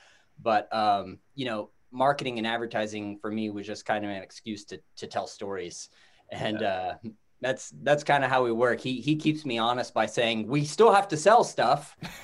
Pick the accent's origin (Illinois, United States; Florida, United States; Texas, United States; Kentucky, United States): Texas, United States; Dripping Springs; I grew up in Austin, which is obviously a very creative town, but I was actually outside of Austin in Dripping Springs, which when I was a kid, Dripping Springs, Texas, no one had ever heard of it. I basically lived in the woods